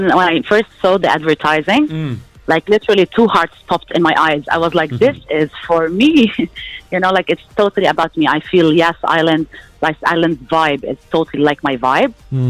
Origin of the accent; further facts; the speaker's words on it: Abu Dhabi, United Arab Emirates; I'm basically like the Abu Dhabi girl, you know. I really, like, I was born and raised in Abu Dhabi.